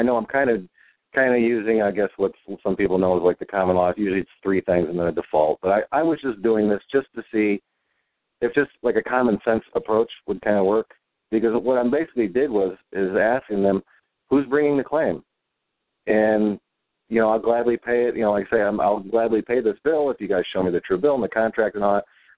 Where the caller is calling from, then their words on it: Indiana, United States; I'm calling from Indiana